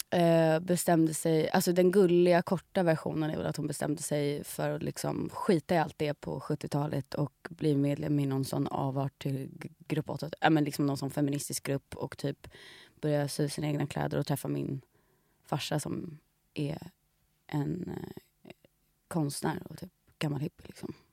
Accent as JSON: {"language": "Swedish", "country": "Sweden", "said": "som svenskar"}